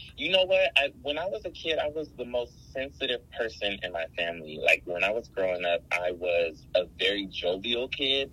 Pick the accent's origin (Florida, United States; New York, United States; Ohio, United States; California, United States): California, United States; Los Angeles; you were born and raised in Los Angeles and not just LA, but South Central. Mm. I grew up in the jungles area, which is uh, right near Baldwin Hills